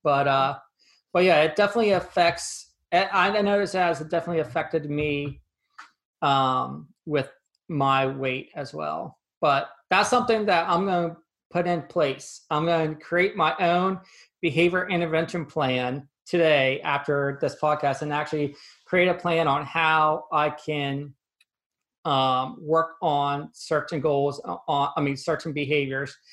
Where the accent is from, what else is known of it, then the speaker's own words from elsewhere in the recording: 30 minutes outside State College, Pennsylvania, United States; So I grew up in Pennsylvania, about 30 minutes outside of State College, where Penn State University is the main campus is